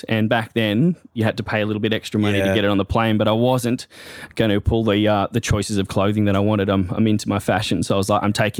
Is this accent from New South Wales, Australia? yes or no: yes; Terrigal, New South Wales, Australia; I grew up in Terrigal, very supporting and sporty community.